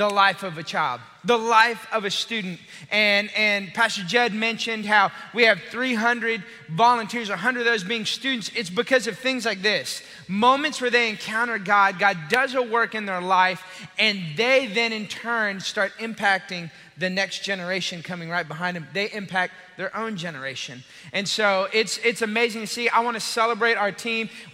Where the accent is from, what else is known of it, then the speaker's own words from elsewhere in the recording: Austin, Texas, United States; moved away as an adult; I'm originally from Austin.